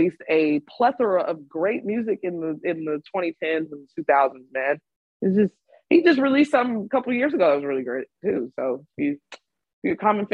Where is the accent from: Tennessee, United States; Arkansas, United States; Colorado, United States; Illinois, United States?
Illinois, United States; Chicago; I am from Chicago, my hometown.